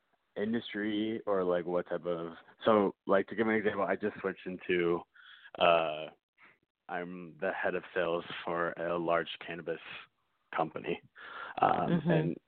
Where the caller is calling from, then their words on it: Austin, Texas, United States; I'm calling from Austin, Texas.